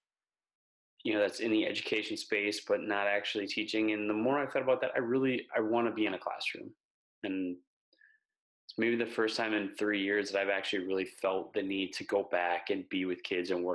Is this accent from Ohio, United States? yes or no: no; Wisconsin, United States; moved away as an adult; also born or lived in Minnesota / Texas; I grew up in Wisconsin, went to school in Minnesota